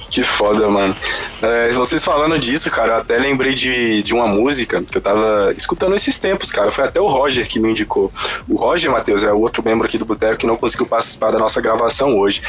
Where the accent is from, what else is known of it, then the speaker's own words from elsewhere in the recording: Brazil; eu nasci no Brasil